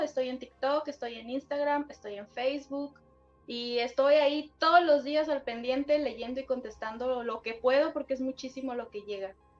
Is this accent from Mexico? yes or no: yes; Sinaloa, Mexico; yo soy del estado de Sinaloa